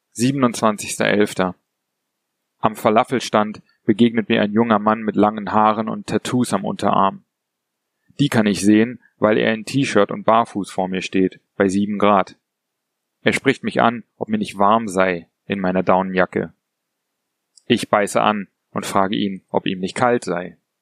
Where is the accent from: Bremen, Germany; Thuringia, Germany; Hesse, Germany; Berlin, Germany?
Berlin, Germany; moved away; Ich bin Berliner und habe die Stadt schon oft verlassen